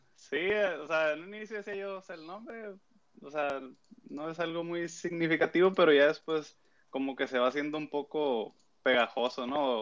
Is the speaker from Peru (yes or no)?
no; Mexico; soy de acá de México